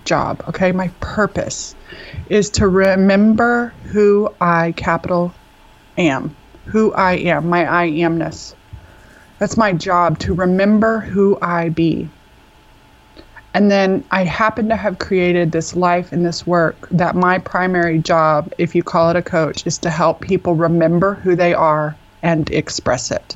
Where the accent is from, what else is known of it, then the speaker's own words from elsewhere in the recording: Texas, United States; I'm from Texas where there's like three Jewish people